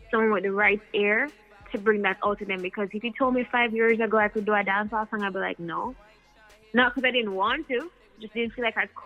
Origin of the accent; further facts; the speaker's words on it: United States; now in Jamaica; I grew up in the States for a very long time and I, would, I was in Jamaica all the time, but to really move back and like be in the culture